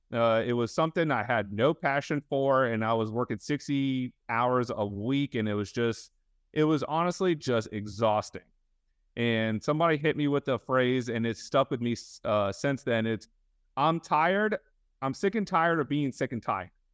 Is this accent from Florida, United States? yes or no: yes; Fort Lauderdale, Florida, United States; I grew up in Fort Lauderdale, uh, for a majority of my life